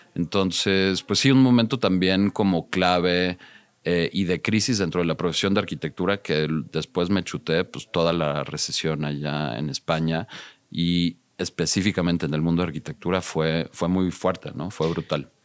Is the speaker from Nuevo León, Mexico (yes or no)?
no; Mexico City, Mexico; also born or lived in United States; Crecí en la Ciudad de México. Viví un tiempo en Estados Unidos de muy joven, de, de, cinco años, de cinco a diez años, pero sí, siempre estudié y, me formé en la Ciudad de México.